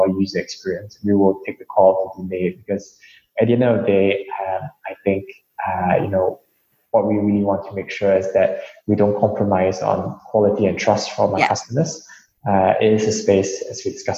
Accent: Singapore; I'm East Asian myself. I grew up in Singapore

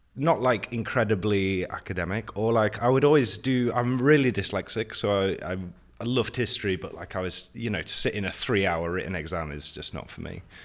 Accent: Nottingham, East Midlands, United Kingdom; moved away as an adult; also born or lived in Wales; now in Prague, Czech Republic; The U K, from Nottingham. Born in Wales, so I'm secretly Welsh, but lived m, a lot of my life in Nottingham.

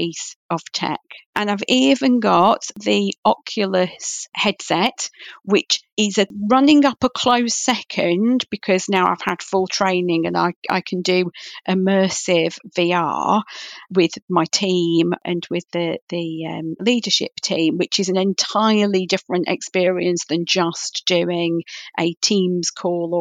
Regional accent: Manchester, North West England, United Kingdom; moved away; I'm originally a Mancunian

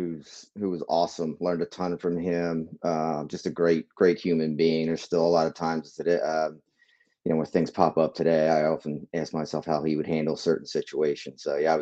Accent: New Jersey, United States; also born or lived in Philadelphia, Pennsylvania; I'm originally from the Northeast. I was born in Philadelphia, grew up in South Jersey.

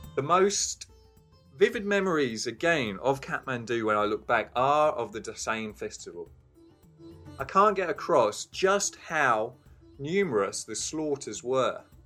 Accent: England, United Kingdom; now in Wellington, New Zealand; I'm English

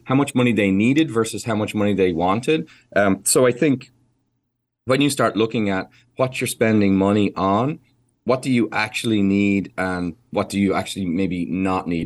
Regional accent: Ireland; an Irish person who loves horses

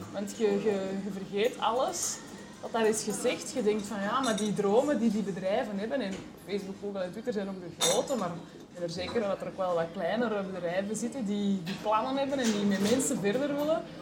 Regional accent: Kontich, Flanders, Belgium; moved away as an adult; now in Antwerp, Belgium; geboren eh, in Pontig.

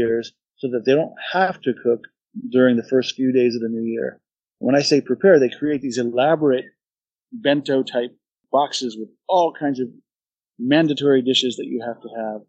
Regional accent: United States; moved away as an adult; now in Japan; anything we grew up with in the United States

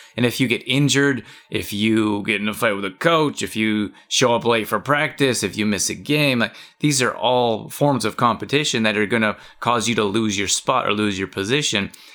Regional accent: Canada; I grew up in Canada

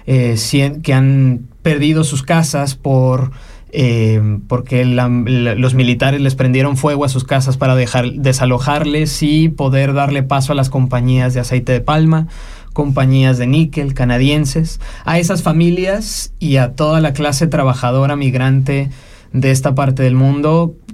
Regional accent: Mexico; also born or lived in Mexico City, Mexico / Monterrey, Mexico / Guápulo, Ecuador / Magdalena del Mar, Peru; now in Switzerland; me gusta pensar que soy de muchísimos lados también, ¿no? Porque si bien tuve mi crianza en México, ¿no? Entre la Ciudad de México eh

